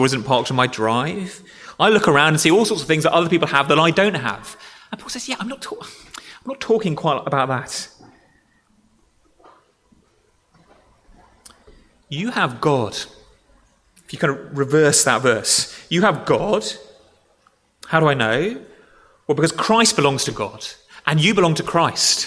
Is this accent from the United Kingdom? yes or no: yes; Dorset, South West England, United Kingdom; moved away; I grew up in Dorset